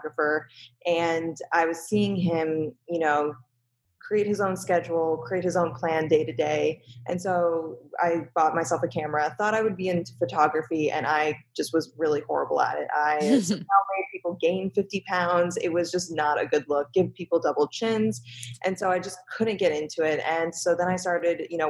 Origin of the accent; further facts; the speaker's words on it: Boston, Massachusetts, United States; moved away as an adult; also born or lived in New York City; I was born and raised in Boston, Massachusetts, and I moved to New York City to attend college